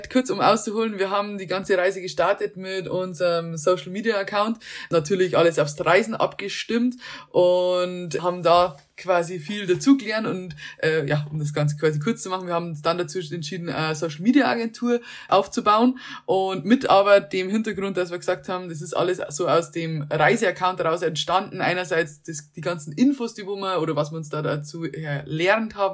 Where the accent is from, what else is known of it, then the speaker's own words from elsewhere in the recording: Germany; moved away as an adult; also born or lived in Munich; der Plan B war noch nicht einmal zurückgehen nach Deutschland